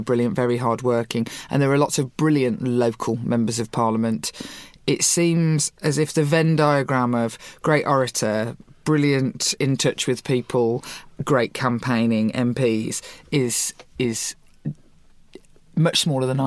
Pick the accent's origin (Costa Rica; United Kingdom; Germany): United Kingdom; Birmingham, West Midlands; I come from Birmingham, the city of Chamberlain